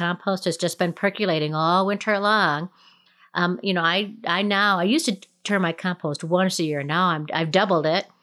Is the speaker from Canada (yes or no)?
no; Minnesota, United States; now in Colorado, United States; Minnesota Day, which is the you know my home state